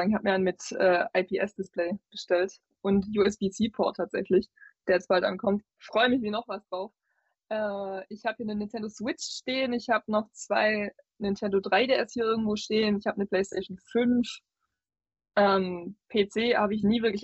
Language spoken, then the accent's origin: German; Swabia, Baden-Württemberg, Germany; accent: Swabian